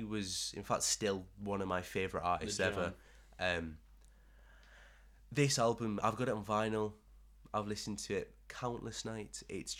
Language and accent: English; Streatham, London, United Kingdom; I grew up in Streatham.